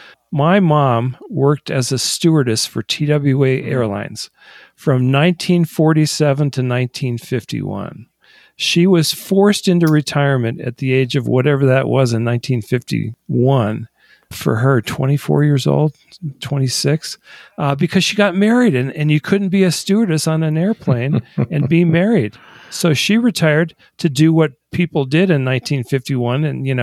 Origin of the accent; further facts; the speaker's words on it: Michigan, United States; also born or lived in Delaware / California; which is why I was born in Delaware, raised for 10 years in Michigan, and then ended up in California.